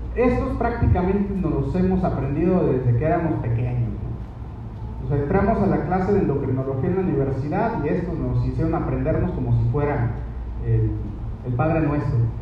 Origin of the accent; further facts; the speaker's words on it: Mexico; somos mexicanos